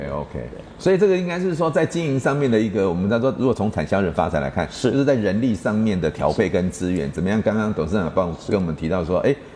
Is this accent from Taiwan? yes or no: yes; Taiwan; 我们台湾人